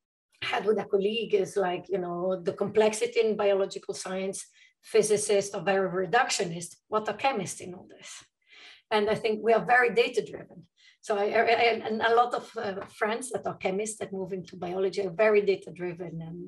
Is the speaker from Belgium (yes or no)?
yes; Brussels, Brussels-Capital Region, Belgium; moved away as an adult; also born or lived in Luxembourg; I was born in Belgium, and I lived between Belgium and Luxembourg most of my life. I did finished high school in Brussels at the European School because my parents worked at the EU, and then I moved to Italy for chemistry.